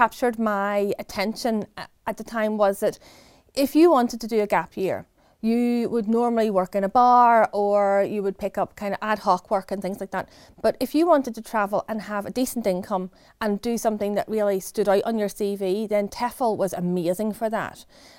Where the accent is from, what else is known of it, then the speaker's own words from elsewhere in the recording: Stirling, Scotland, United Kingdom; moved away as an adult; now in England; I came from Stirling in Scotland over to the south coast here, and I started working for the company as a new graduate.